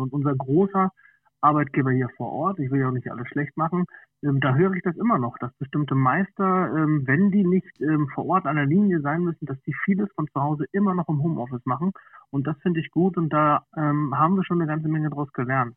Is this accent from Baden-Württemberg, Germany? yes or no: no; near Schwerin, Mecklenburg-Vorpommern, Germany; moved away as an adult; now in Wolfsburg, Germany; wir sind nämlich eigentlich gebürtige Mecklenburg-Vorpommern